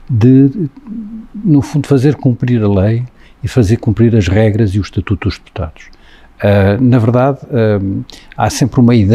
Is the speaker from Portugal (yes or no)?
yes; Lisbon, Portugal; moved away as an adult; now in Algarve, Portugal; Eu estou no Algarve a viver há 35 anos, eu nasci em Lisboa, sou natural de Lisboa